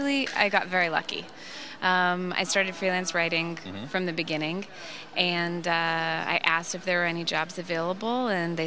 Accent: Palos Verdes, California, United States; moved away as an adult; now in Tel Aviv, Israel; I grew up in Palos Verdes, so outside of L.A., a suburb.

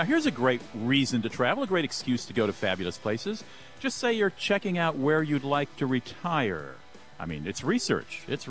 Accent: Ohio, United States; also born or lived in Europe; my home state of Ohio

